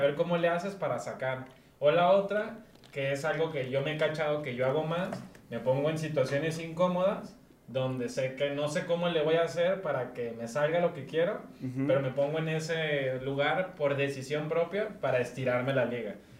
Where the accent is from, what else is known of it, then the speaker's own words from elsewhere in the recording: Guadalajara, Jalisco, Mexico; soy un chavo tapatío, 27 años